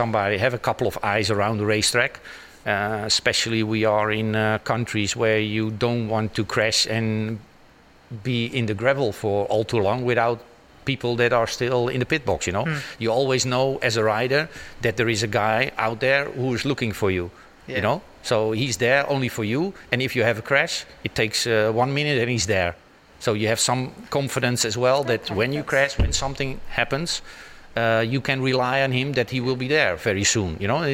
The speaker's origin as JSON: {"language": "English", "country": "Netherlands", "tie": "born or raised there"}